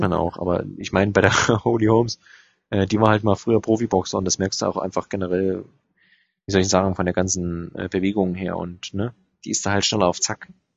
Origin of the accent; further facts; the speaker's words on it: Germany; als Deutscher